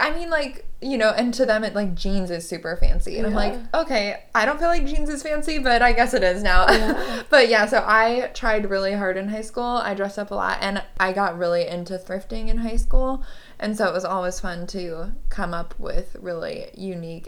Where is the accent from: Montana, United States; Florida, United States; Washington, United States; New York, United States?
Washington, United States; Seattle; I'm from Seattle